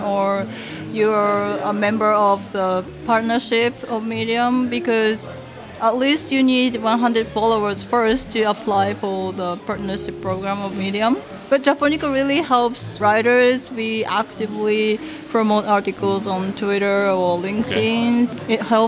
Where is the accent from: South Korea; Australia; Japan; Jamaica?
Japan; first language Japanese; English is a second language; Japanese is my mother tongue